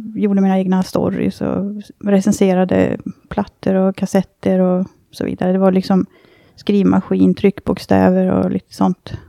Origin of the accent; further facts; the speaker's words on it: Dalarna County, Sweden; moved away; hemma i Dalarna